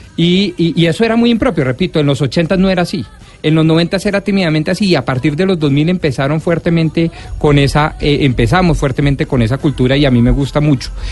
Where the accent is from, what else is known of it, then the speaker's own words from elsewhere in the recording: Bogotá, Colombia; soy el más bogotano sin duda de la mesa y seguramente del país